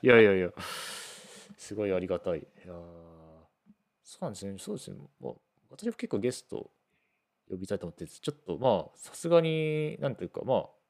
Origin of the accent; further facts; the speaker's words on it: Toyohashi, Aichi, Japan; now in Fukuoka, Japan; 私のまあ豊橋の、うん、まあ、豊橋技科大がある豊橋の出身なんで、まあ、実家もそこ